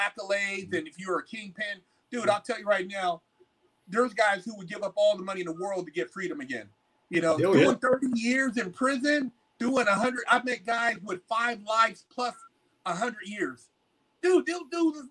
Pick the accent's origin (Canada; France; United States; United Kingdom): United States; California; I'm from California